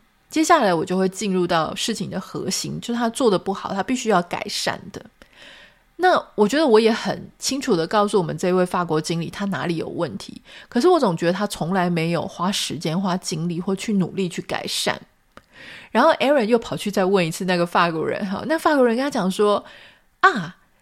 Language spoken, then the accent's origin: Chinese; Taiwan; 就算我们都是台湾人